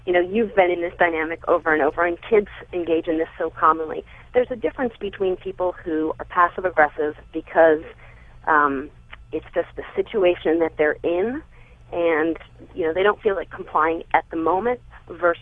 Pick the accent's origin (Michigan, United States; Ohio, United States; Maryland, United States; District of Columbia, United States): Maryland, United States; Baltimore; now in Lehigh Valley, United States; I'm a little bit north of Philadelphia in the Lehigh Valley, originally from Baltimore.